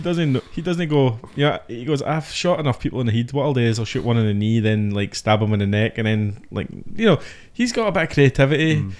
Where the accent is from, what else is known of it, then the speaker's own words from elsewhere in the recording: United Kingdom; As a British guy